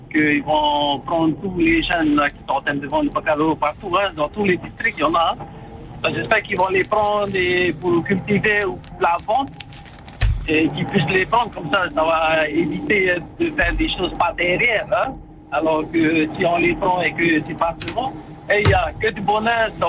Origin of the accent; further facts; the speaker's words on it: France; c'est France, je suis français, man.